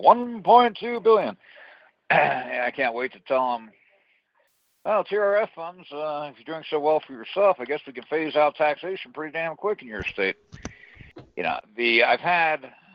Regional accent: New Jersey, United States; now in New Mexico, United States; I grew up in New Jersey, which has excessively high taxes

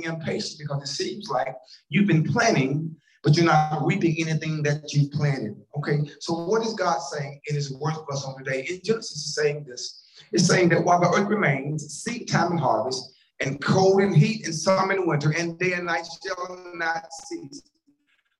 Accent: Columbia, Tennessee, United States; I'm from Columbia, Tennessee, and I have a granddad who lived on a farm

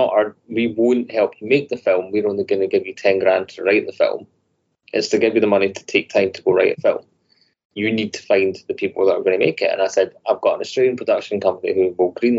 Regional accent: Scotland, United Kingdom; 90% of us are Scottish

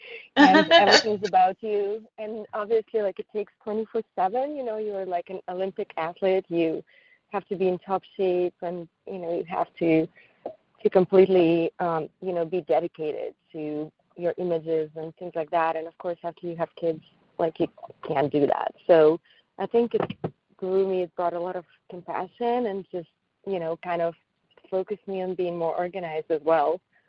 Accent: Paris, Île-de-France, France; English is a second language; English is not really my first language. It's my third language. I speak French as well, because I grew up in Paris.

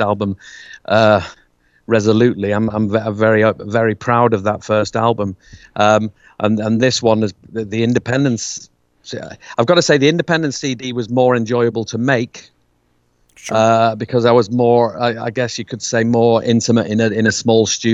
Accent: United Kingdom

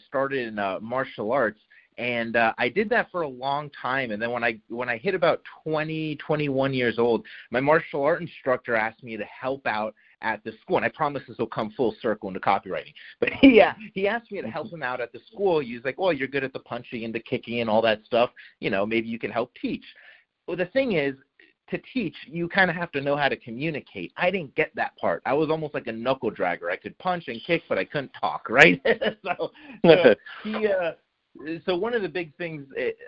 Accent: Miami, Florida, United States; moved away as an adult; also born or lived in Jacksonville, Florida; I'm originally from Miami, Florida

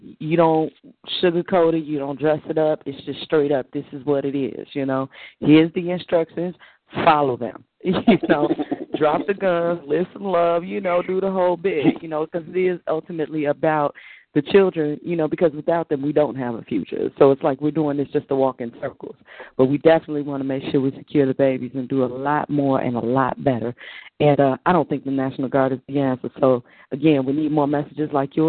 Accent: Chicago, Illinois, United States; I'm from Chicago. I grew up on 65th and May in Inglewood.

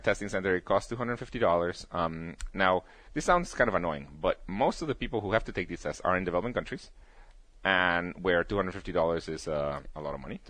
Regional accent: Guatemala; moved away; at the place in Guatemala, I was the only kid with a computer.

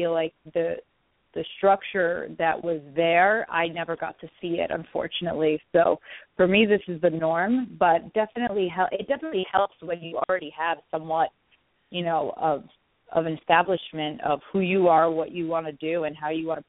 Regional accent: New York, United States; I'm from New York, so this is my home

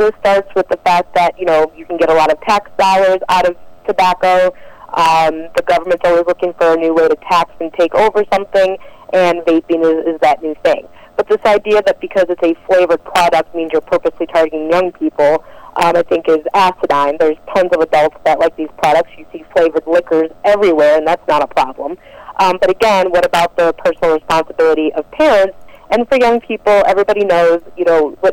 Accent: Detroit, Michigan, United States; moved away; I'm originally from Detroit, Michigan

